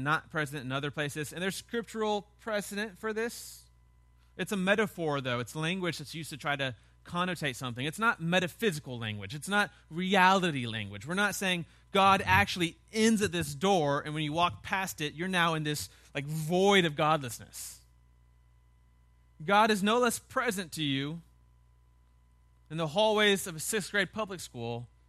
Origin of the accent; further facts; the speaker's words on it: the South, United States; As a Southerner, we have this passive aggressiveness, right? We're not really ever angry at people, yet we hate almost everybody.